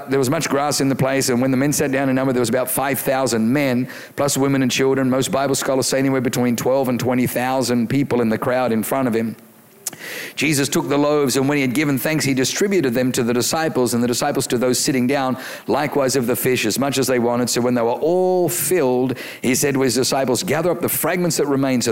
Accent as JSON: {"language": "English", "country": "Australia", "tie": "born or raised there", "said": "I grew up in Australia"}